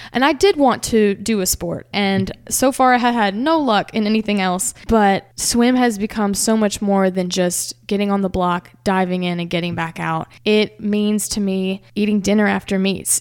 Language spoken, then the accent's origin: English; Hernando, Mississippi, United States; surrounded by my hometown that came out